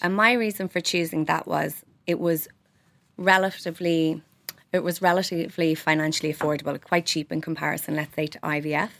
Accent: Ireland; we're Irish and we're proud

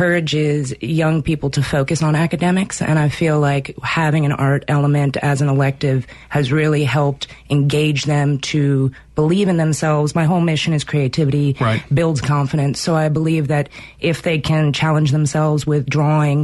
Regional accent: New York City, New York, United States; I'm originally from New York City

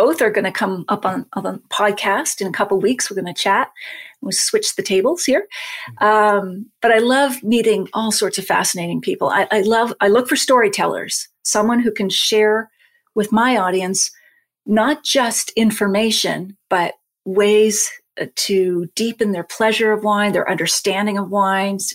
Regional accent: Nova Scotia, Canada; I'm from Nova Scotia

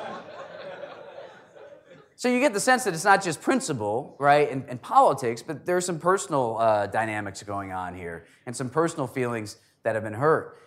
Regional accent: Connecticut, United States; Connecticut, for example, My home state

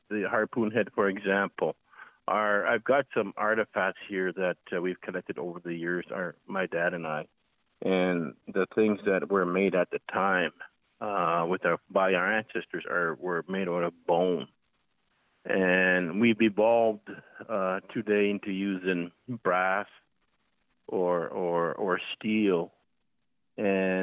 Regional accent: Coral Harbour, Nunavut, Canada; moved away as an adult; now in Nova Scotia, Canada; I'm living in Nova Scotia at the moment, but I am actually from Coral Harbor, Nunavut

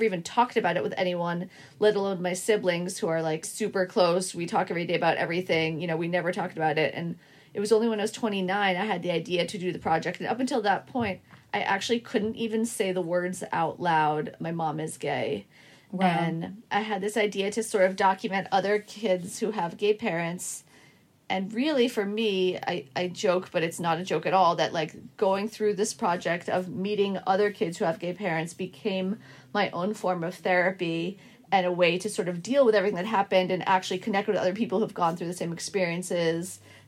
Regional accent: Boston, Massachusetts, United States; now in Brooklyn, United States; I live here in Brooklyn, but I grew up in Boston, and I have two siblings.

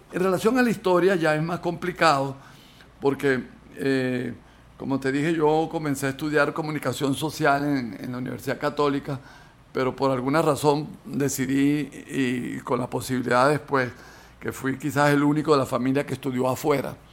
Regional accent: Caracas, Capital District, Venezuela; Yo soy caraqueño y eso me permitió vivir en los años 50 en una Caracas de inmenso crecimiento

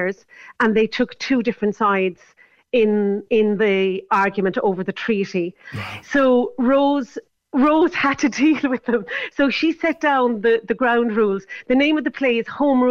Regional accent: Clonakilty, Munster, Ireland; I grew up in Clonakilty

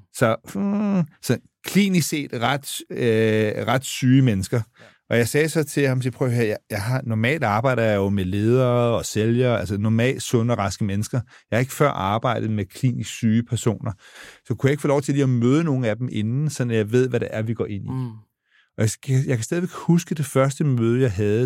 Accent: Denmark; jeg er dansker

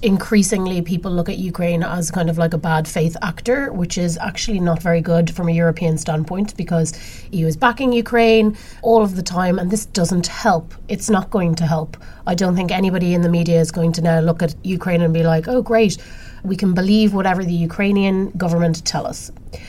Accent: Ireland; moved away; because they affect my rights as an Irish citizen.

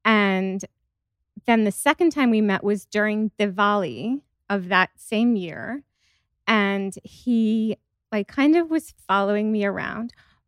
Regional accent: Long Island, New York, United States; also born or lived in India; Well, I was born in India, but I came here when I was 8 months old. And even though we grew up on Long Island and in New York, all of our friends were Indian.

